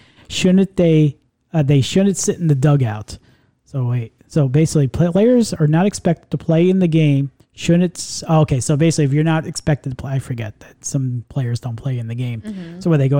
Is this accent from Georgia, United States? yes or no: no; New York, United States; now in Florida, United States; my close buddy of mine I went to school with when growing up in New York